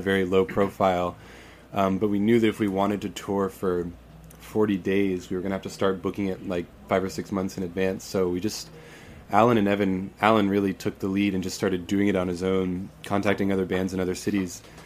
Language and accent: English; Florida, United States; we're from Florida